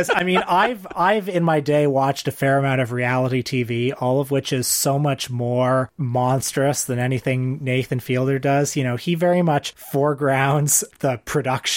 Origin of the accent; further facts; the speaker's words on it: Canada; I'm Canadian.